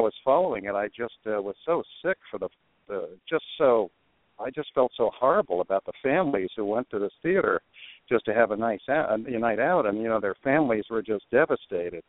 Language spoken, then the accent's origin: English; New Jersey, United States; also born or lived in New York; I was born in New York and raised mostly in New Jersey